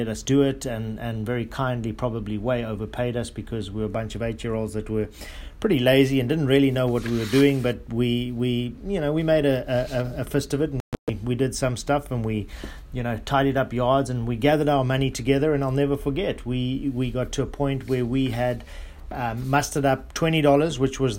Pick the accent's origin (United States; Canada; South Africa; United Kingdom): South Africa; I grew up in South Africa or Southern Africa. As you guys may know, that the bees that come from that part of the world are what we call killer bees, and extremely aggressive.